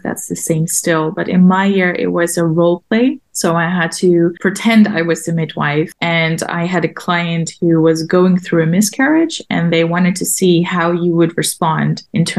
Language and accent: English; Amsterdam, North Holland, Netherlands; also born or lived in Maastricht; I grew up in Amsterdam.